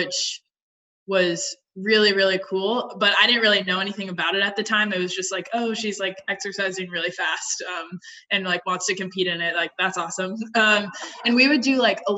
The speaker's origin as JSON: {"language": "English", "town": "Atlanta", "region": "Georgia", "country": "United States", "said": "I'm from Atlanta, Georgia"}